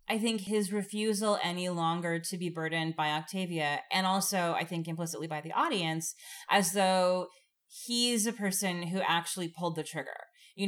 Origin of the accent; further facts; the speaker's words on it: Oregon, United States; I'm from Oregon.